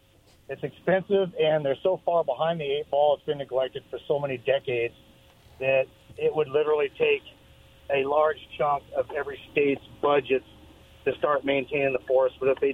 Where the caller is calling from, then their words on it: Kennewick, Washington, United States; Hey, guys … from Kennewick.